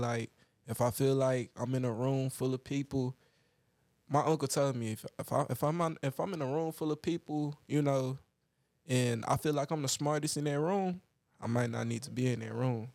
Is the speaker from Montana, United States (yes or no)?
no; Dallas, Texas, United States; we grew up in Oak Cliff